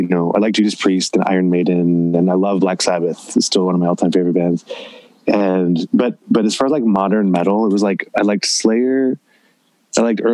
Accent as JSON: {"language": "English", "region": "Southern California", "country": "United States", "tie": "born or raised there", "said": "growing up in Southern California in the '80s"}